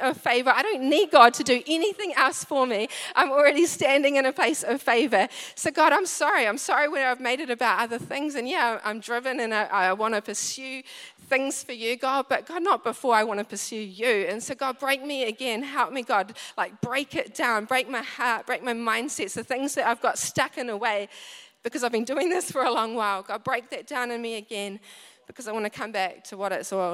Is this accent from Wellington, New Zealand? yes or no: yes; Wellington, New Zealand; moved away; I come from Wellington